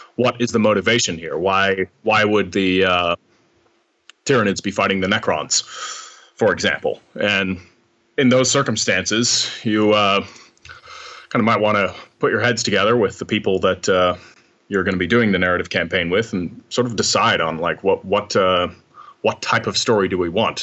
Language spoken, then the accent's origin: English; United States; now in Amsterdam, Netherlands; I'm a, uh, writer based in uh, Amsterdam for the most part. I'm actually American